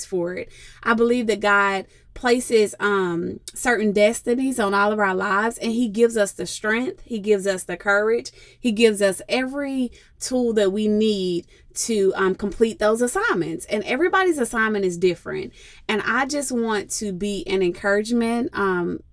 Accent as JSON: {"language": "English", "town": "Jackson", "region": "Tennessee", "country": "United States", "tie": "born or raised there", "moved": "as an adult", "lives_now": "Charlotte, United States", "said": "I actually was born and raised in Jackson, Tennessee"}